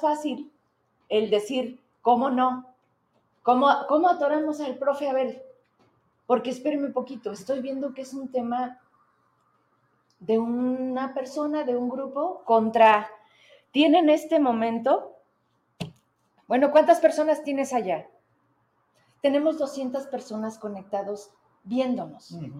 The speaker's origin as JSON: {"language": "Spanish", "town": "Fresnillo", "region": "Zacatecas", "country": "Mexico", "tie": "born or raised there", "moved": "as an adult", "lives_now": "Zacatecas, Mexico", "said": "yo soy de Fresnillo"}